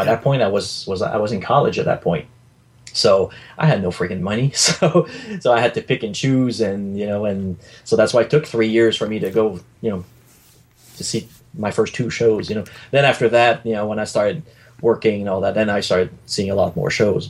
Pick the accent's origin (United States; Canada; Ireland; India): Canada; Sherbrooke, Quebec; I was still in my hometown in Sherbrooke, Quebec